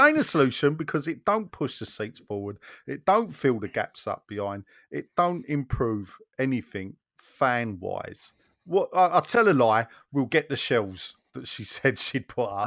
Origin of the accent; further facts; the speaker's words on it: London, United Kingdom; moved away as an adult; I know I don't live in Newham, but I'm a Newham boy, born and brought up, and I lived there for thirty-five years